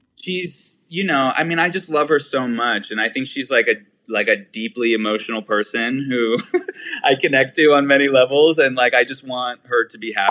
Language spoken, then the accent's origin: English; Pittsburgh, Pennsylvania, United States; now in New York, United States; I'm from Pittsburgh. Yeah, born and raised